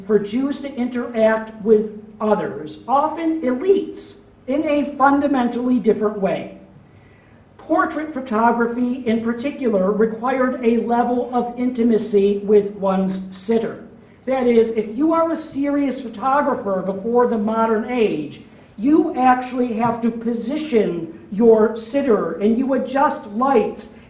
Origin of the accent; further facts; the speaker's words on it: Rochester, New York, United States; accent: Rochester; now in United Kingdom; I'm from Rochester, New York